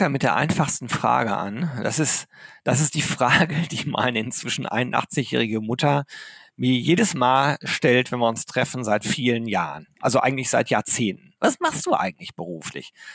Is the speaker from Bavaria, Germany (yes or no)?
no; Arnsberg, North Rhine-Westphalia, Germany; ich bin im Sauerland groß geworden, in Arnsberg.